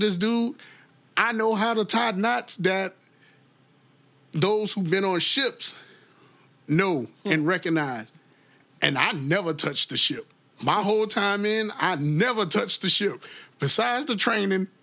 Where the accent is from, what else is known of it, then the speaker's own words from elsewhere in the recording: Jacksonville, Florida, United States; also born or lived in Orlando, Florida; Duval is concerned, my hometown, our hometown